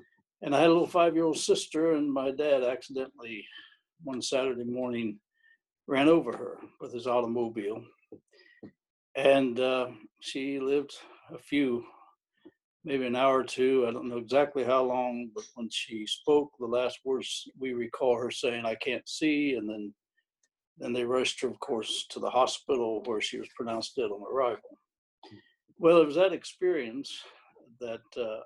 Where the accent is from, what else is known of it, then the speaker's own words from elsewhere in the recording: Irwin, Ohio, United States; also born or lived in Mingo, Champaign County, Ohio; I was born and raised in actually Irwin, Ohio for the first 15 years. And then we moved over toward Champaign County in a little place called Mingo.